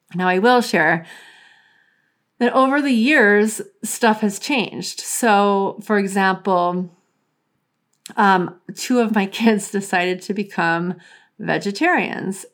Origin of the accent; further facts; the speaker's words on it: New Orleans, Louisiana, United States; I grew up in New Orleans